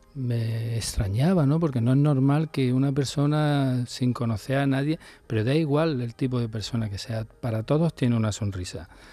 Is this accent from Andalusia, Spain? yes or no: yes; Córdoba, Andalusia, Spain; yo que vengo de aquí de Córdoba